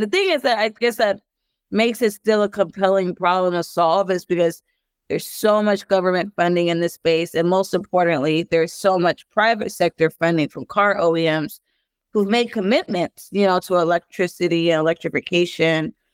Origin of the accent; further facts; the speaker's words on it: Los Angeles, California, United States; I'm from South Central Los Angeles, born to two Belizean parents.